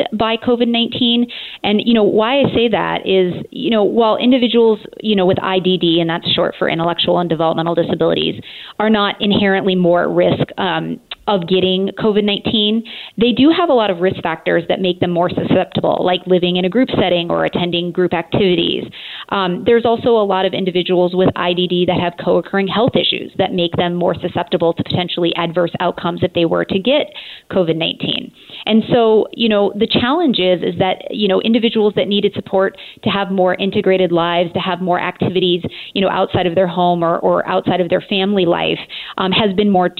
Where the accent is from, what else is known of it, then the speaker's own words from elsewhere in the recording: Montana, United States; also born or lived in Boulder, Colorado / Illinois; now in Portland, United States; I'm originally from Montana, and then I spent some time in Boulder, Colorado, and my husband and I joke that we got caught in Illinois for 18 years.